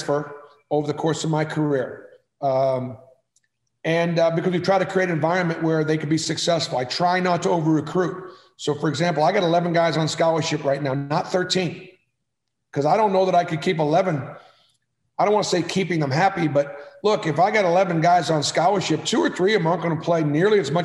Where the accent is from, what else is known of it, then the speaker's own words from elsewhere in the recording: Boston, Massachusetts, United States; moved away as an adult; also born or lived in Palo Alto, California / Iowa / Indiana / Milwaukee, Wisconsin; now in Alabama, United States; I grew up in Boston, never thought I'd leave